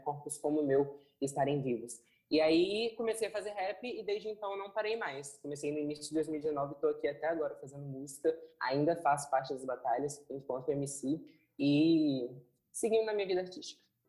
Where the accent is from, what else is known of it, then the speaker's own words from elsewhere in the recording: Vila Velha, Espírito Santo, Brazil; eu cresci no Morro do Jaburuna